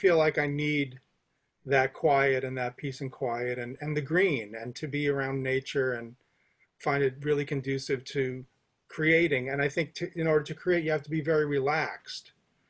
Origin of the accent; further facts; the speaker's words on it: Teaneck, New Jersey, United States; moved away; I'm from Teaneck. So I'm like North Bergen County